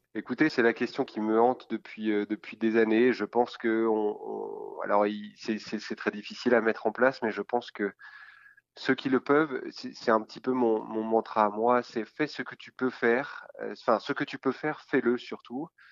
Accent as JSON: {"language": "French", "country": "France", "said": "en tant que Français"}